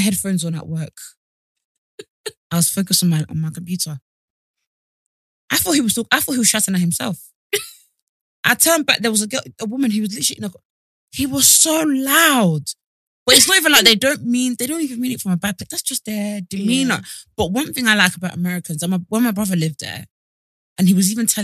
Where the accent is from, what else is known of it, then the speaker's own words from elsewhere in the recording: United Kingdom; British people